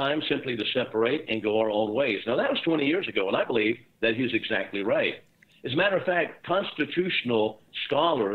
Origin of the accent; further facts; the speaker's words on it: Texas, United States; my home state where I am now in Texas